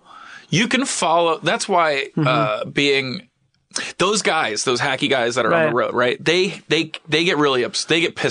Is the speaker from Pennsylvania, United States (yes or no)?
yes; Philadelphia, Pennsylvania, United States; moved away; also born or lived in New York; I was born in Philly.